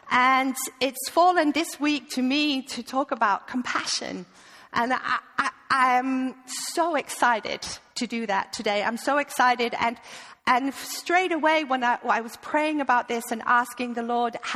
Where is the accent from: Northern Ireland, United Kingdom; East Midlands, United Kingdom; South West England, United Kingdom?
East Midlands, United Kingdom; I'm originally from the UK, from Lincolnshire, uh, but you would never know that. So please forgive my accent. Uh, I have lived with a Dane for the last 20 years, so I am completely ruined.